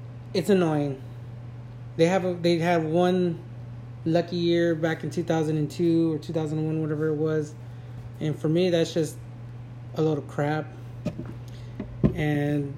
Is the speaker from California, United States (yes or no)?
yes; California, United States; I was born and raised in California